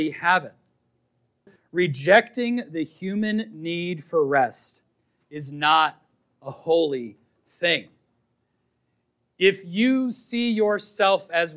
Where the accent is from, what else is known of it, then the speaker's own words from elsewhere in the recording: Boston, Massachusetts, United States; I was raised in Boston